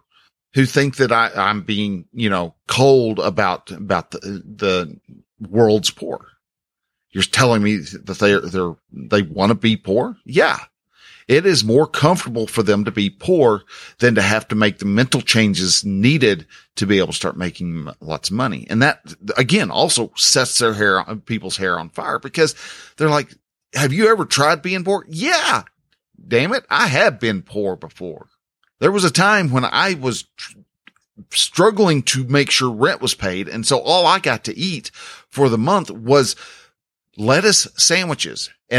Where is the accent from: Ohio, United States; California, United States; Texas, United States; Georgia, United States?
Texas, United States; well, where are you from? Well, I'm from Texas.